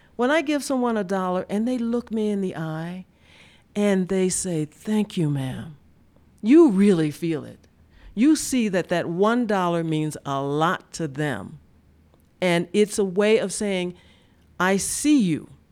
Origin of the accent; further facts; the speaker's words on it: Deep South, United States; I grew up in the Deep South and lived through the civil rights era of the sixties